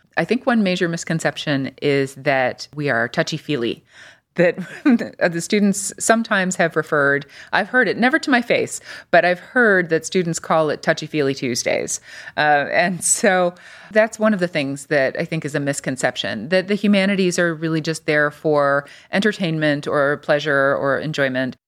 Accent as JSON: {"language": "English", "town": "Des Plaines", "region": "Illinois", "country": "United States", "tie": "born or raised there", "moved": "yes", "lives_now": "Cleveland, United States", "said": "I grew up outside Chicago in a, kind of in a suburb called Des Plaines, Illinois"}